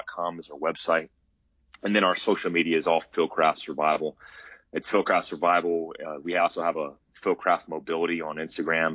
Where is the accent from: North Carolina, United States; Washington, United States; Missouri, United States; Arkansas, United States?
North Carolina, United States; now in Arizona, United States; I grew up hunting whitetail in North Carolina